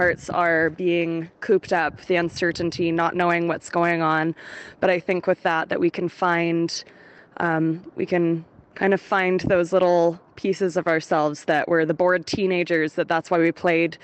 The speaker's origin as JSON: {"language": "English", "country": "Canada", "also_born_or_lived": "London", "said": "I'm a Canadian who had to leave London because of the pandemic."}